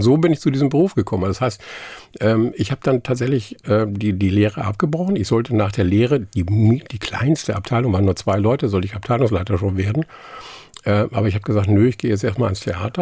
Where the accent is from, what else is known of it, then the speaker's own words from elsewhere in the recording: Ramelsloh, Lower Saxony, Germany; first language Low German; German is a second language; moved away as an adult; also born or lived in Stelle / Hamburg; now in near Bremen, Germany; ich bin zwar in Niedersachsen geboren, aufgewachsen, aber ab dem Gymnasium, mhm. was ich in Harburg gemacht habe, äh, die Schule, äh, danach war ich eigentlich, oder empfinde ich mich, empfand ich mich eigentlich immer als Hamburger